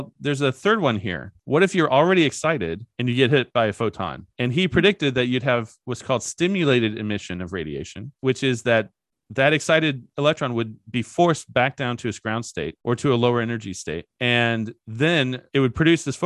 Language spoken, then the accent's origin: English; Kentucky, United States; I'm from Kentucky